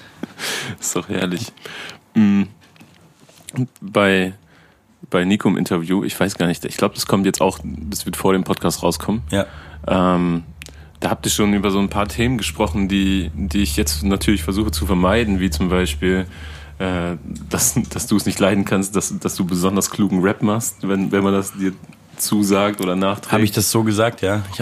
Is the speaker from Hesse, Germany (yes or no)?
no; Munich, Bavaria, Germany; ich komme ja auch aus München